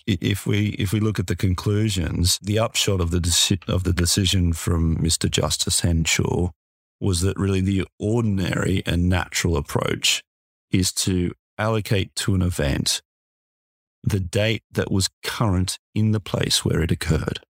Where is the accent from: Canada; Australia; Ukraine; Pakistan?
Australia; accent: Australian; my accent